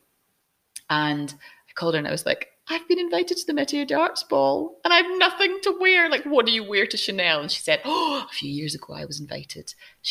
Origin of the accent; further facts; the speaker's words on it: Scotland, United Kingdom; I'm Scottish